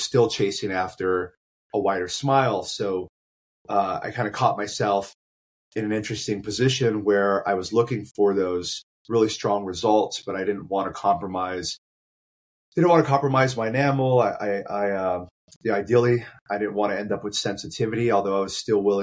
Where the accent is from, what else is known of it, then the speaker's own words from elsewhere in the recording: Phoenix, Arizona, United States; Yes, born and raised